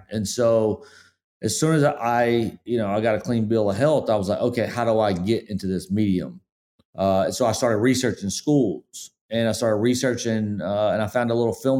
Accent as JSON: {"language": "English", "town": "Spartanburg", "region": "South Carolina", "country": "United States", "tie": "born or raised there", "said": "I mean, I grew up in Spartanburg, Forest City area, and we definitely humble beginnings."}